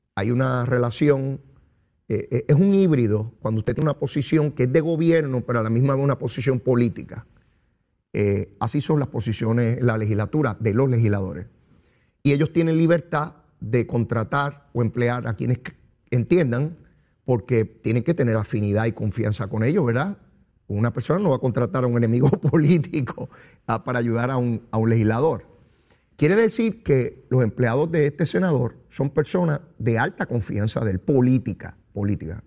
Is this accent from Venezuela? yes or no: no; Puerto Rico; somos los puertorriqueños